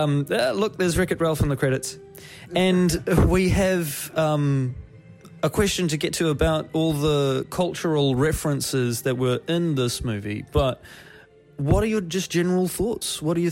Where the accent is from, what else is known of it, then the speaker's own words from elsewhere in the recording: New Zealand; Dad and I, we're from New Zealand. We've got Maori roots